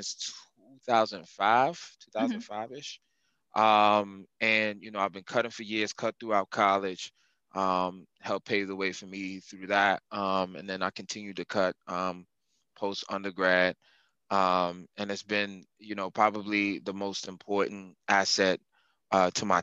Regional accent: Montgomery County, Maryland, United States; I'm from Moco

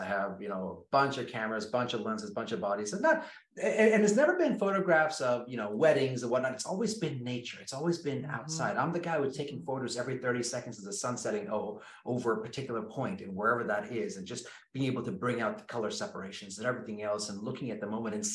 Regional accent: Kenya; Born and raised in Kenya, so which means I grew up in the jungle.

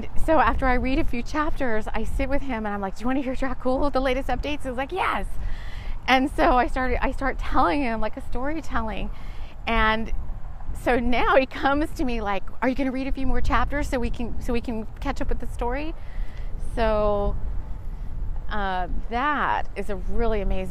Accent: South Texas, United States; moved away as an adult; also born or lived in London; I grew up in South Texas, mainly in South Texas

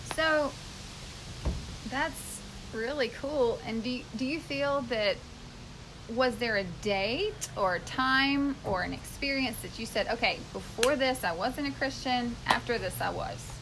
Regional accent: Mississippi, United States; We're from Mississippi

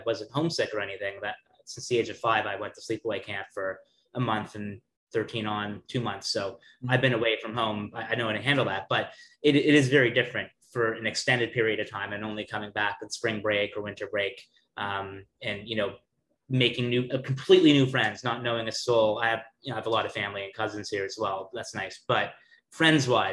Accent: Toronto, Ontario, Canada; moved away as an adult; now in New York, United States; born and raised in Toronto

